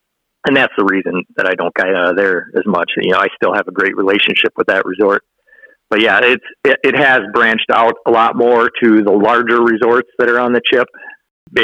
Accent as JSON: {"language": "English", "region": "Illinois", "country": "United States", "tie": "born or raised there", "moved": "yes", "lives_now": "Hayward, Wisconsin, United States", "said": "We grew up down in Illinois."}